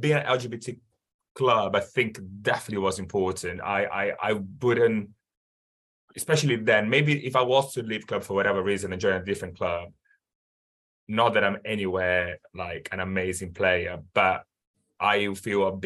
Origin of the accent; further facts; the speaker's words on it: Brazil; I'm from Brazil where football is massive